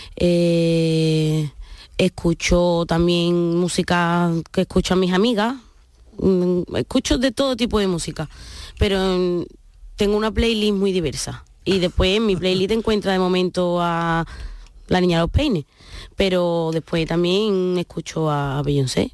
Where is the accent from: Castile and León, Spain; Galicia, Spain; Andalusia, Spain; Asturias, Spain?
Andalusia, Spain; Jerez de la Frontera; orgullosísima de ser andaluza, de venir de donde vengo y además a donde voy lo llevo a legua